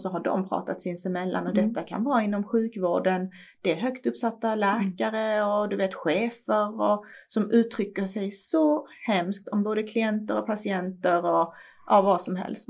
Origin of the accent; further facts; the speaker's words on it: Iran; now in Sweden; I mitt hemland